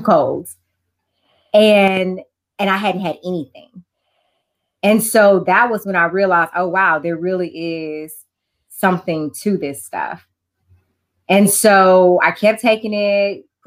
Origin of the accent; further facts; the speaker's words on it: Houston, Texas, United States; moved away as an adult; now in Beaumont, United States; So I am originally from Houston